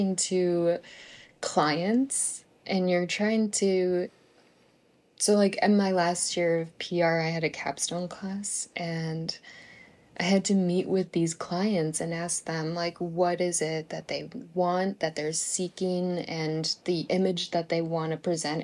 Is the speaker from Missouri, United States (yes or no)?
no; Buffalo, New York, United States; I come from Buffalo, New York, and it snows a lot, like a lot